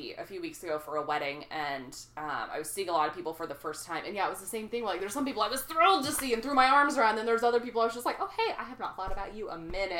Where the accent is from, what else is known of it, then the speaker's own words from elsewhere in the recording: Texas, United States; I'm a Texan